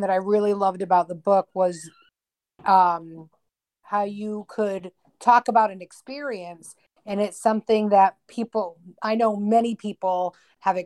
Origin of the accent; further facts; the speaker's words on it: Massachusetts, United States; My family and I we were moving from one part of Massachusetts to the other.